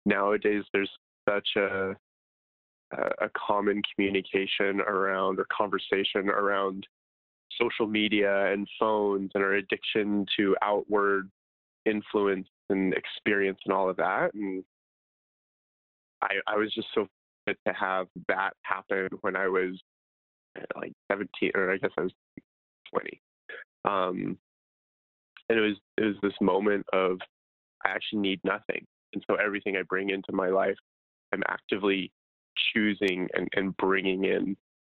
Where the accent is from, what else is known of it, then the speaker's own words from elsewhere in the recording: Idaho, United States; moved away; I'm from Idaho originally